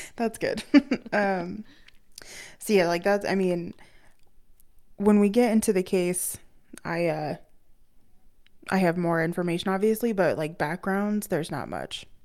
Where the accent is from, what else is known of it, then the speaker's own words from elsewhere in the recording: Loveland, Colorado, United States; growing up in Loveland